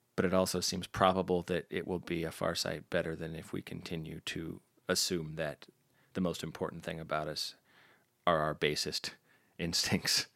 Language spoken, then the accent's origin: English; United States; I'm an American